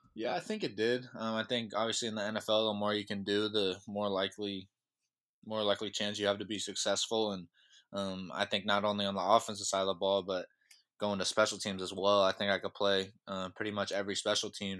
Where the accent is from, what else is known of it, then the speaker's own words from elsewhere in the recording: Sacramento, California, United States; I'm from Sacramento, California, so I'm up in Northern California